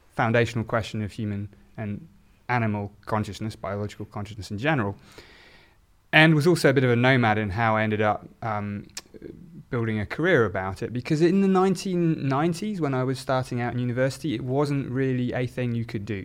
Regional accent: South Oxfordshire, South East England, United Kingdom; I grew up in a, in a very a-religious, um, environment in South Oxfordshire

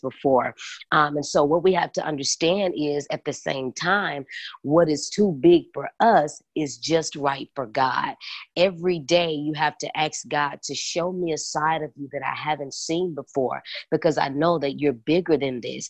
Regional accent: Memphis, Tennessee, United States; moved away as an adult; now in Atlanta, United States; I'm from Memphis. And I'm now in Atlanta, Georgia

